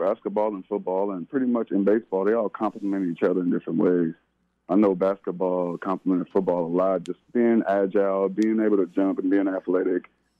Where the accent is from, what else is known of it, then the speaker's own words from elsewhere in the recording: California, United States; Well, growing up in the Bay Area, I was a diehard Raider fan, man.